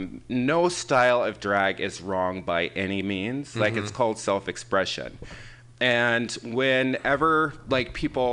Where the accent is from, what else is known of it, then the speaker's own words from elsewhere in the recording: Michigan, United States; now in San Francisco, United States; I'm originally from Michigan.